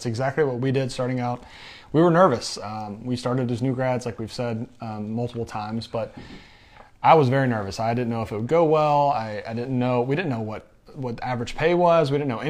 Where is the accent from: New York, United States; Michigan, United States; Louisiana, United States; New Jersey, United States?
Michigan, United States; I'm from Michigan, thinking about a first assignment in Michigan or Florida.